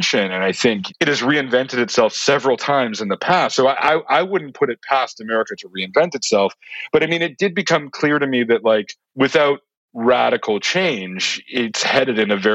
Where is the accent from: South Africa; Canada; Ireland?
Canada; as a Canadian